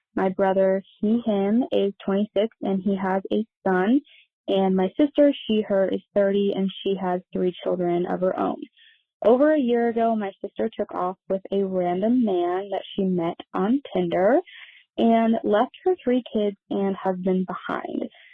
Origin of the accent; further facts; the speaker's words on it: Midwest, United States; I am from the Midwest